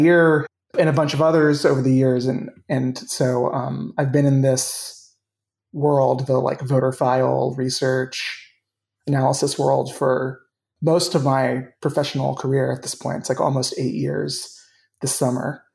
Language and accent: English; Ohio, United States; moved away as an adult; also born or lived in Washington, D.C.; I am originally from Ohio